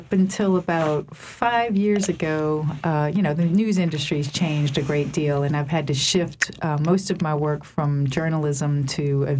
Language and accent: English; New Orleans, Louisiana, United States; also born or lived in North Shore (Lake Pontchartrain); growing up in New Orleans and on the North Shore